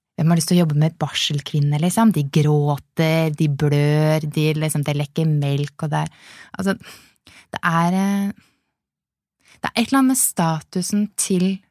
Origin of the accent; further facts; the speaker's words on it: Lillehammer, Innlandet, Norway; moved away; jeg kommer opprinnelig fra Lillehammer